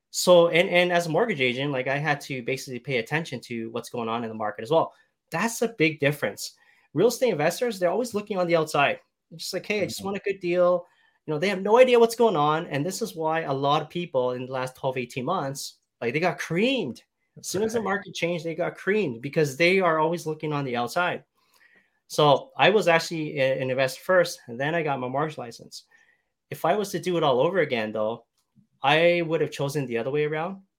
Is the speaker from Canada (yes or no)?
yes; Canada